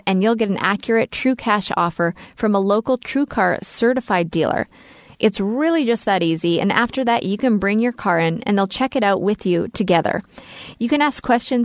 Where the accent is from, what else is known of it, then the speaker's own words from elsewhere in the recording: Leduc, Alberta, Canada; I grew up in Canada